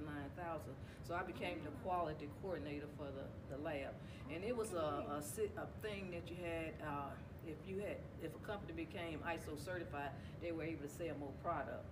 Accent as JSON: {"language": "English", "town": "Rock Hill", "region": "South Carolina", "country": "United States", "tie": "born or raised there", "said": "where I'm from Rock Hill, South Carolina. I've been here all my life."}